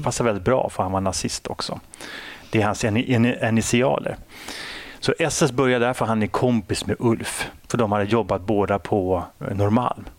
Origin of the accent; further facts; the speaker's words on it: Sweden; jag är ju uppväxt i Sverige